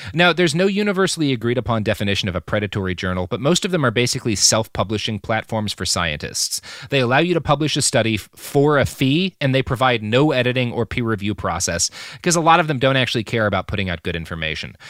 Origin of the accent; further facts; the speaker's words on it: Texas, United States; where I grew up in Texas